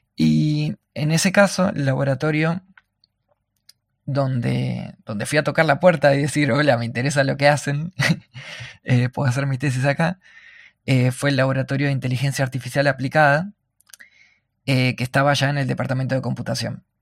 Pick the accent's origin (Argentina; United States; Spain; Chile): Argentina; soy de Argentina